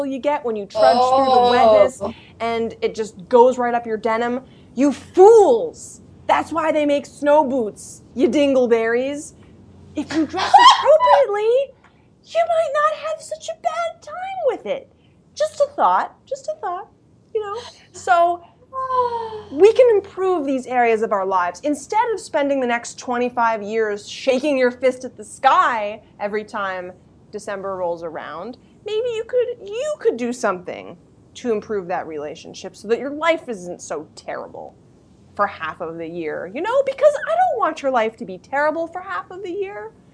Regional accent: New England, United States; I grew up in New England

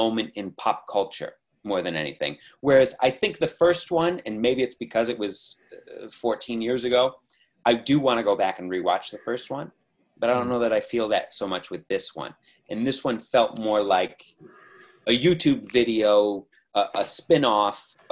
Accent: United States; as an American

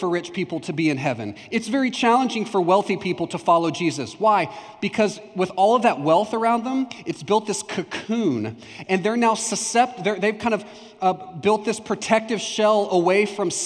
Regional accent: Palestine, Texas, United States; also born or lived in Houston, Texas; When I was in third grade, or just before third grade, we moved from Houston, Texas to Palestine, Texas. And I grew up in Houston

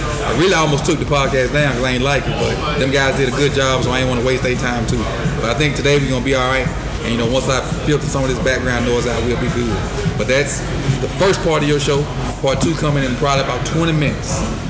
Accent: Mississippi, United States; I'm from Mississippi.

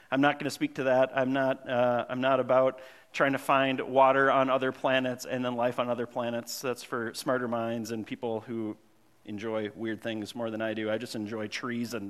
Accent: Grand Marais, Minnesota, United States; I grew up in Grand Marais, Minnesota. Well, I moved up there when I was in sixth grade

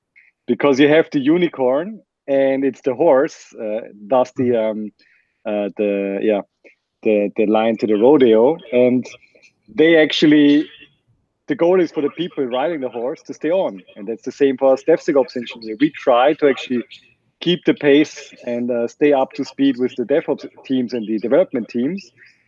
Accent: Vienna, Austria; English is a second language; Yes, I'm from Vienna, and it's a very German last name.

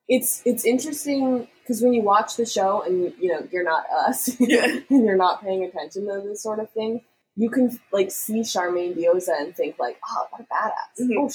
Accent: Canada

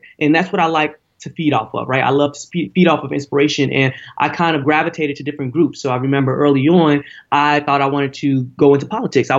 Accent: Cincinnati, Ohio, United States; moved away as an adult; now in Bay Area, United States; I went to Princeton High School

